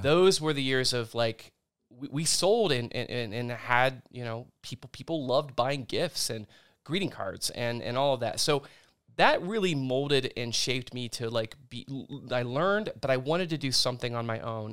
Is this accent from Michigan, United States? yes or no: no; Indian Lake, Ohio, United States; I grew up in Indian Lake.